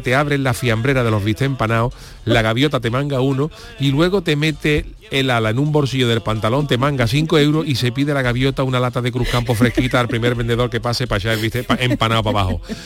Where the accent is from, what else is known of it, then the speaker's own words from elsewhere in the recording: Cádiz, Andalusia, Spain; also born or lived in Seville; los que somos de Cádiz